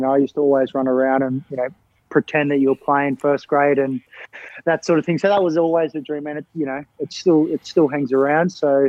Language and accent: English; Australia; born or raised there; now in Sydney, Australia